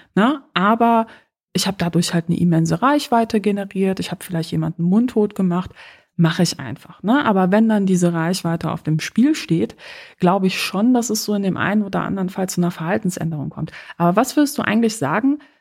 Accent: Poland; moved away; ich komme aus Polen

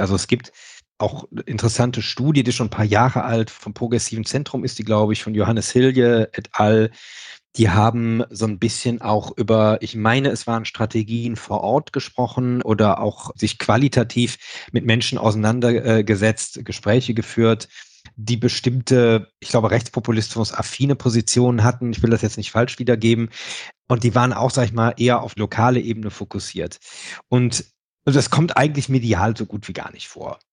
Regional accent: Rhineland, Germany; für mich als Rheinländer

